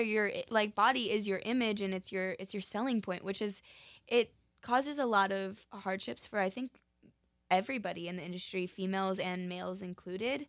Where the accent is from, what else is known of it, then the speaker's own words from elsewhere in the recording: Park City, Utah, United States; now in Los Angeles, United States; I'm originally from Park City, Utah